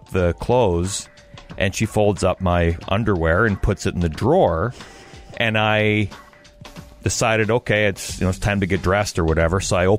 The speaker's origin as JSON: {"language": "English", "town": "Belleville", "region": "Ontario", "country": "Canada", "tie": "born or raised there", "said": "When I was a kid growing up in Belleville"}